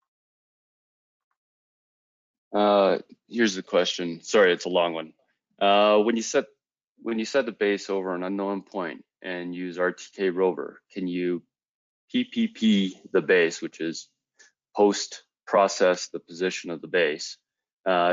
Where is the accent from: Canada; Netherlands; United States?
Canada; I am Canadian